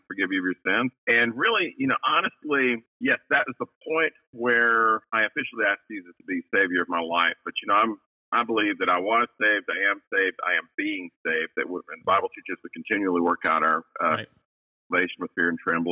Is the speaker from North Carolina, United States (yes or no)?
yes; Western North Carolina, United States; I grew up in Western North Carolina